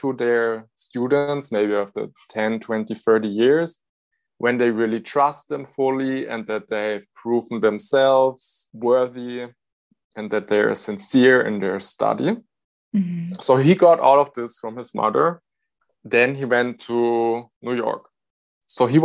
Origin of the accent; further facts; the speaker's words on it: Germany; I'm from Germany.